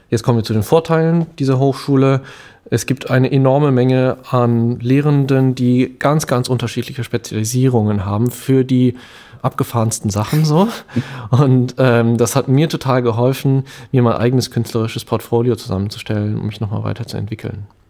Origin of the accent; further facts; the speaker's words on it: Bonn, North Rhine-Westphalia, Germany; also born or lived in Cologne; ich bin aus dem Rheinland, in Bonn aufgewachsen, in Köln gelebt